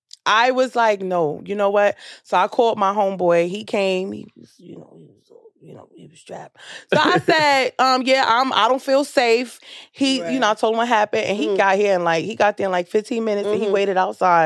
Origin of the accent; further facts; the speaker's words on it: New York City, New York, United States; I'm from Brooklyn